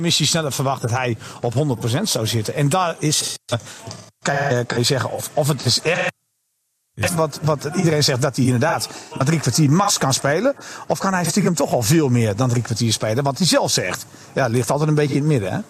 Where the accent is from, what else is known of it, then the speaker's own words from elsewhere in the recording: Netherlands; als Nederlander